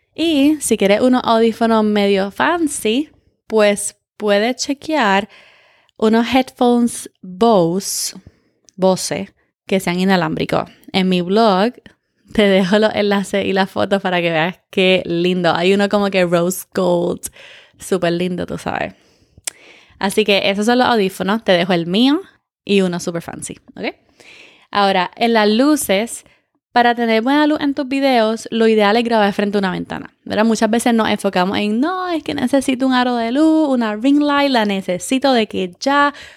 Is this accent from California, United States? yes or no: yes; California, United States; yo soy de California